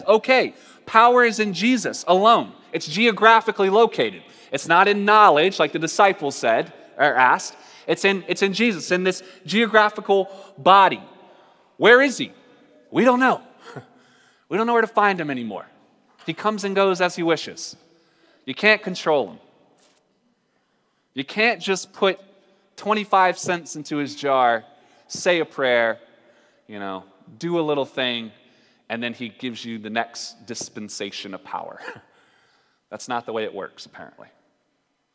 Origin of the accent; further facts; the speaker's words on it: North Carolina, United States; moved away; also born or lived in Portland; I'm from North Carolina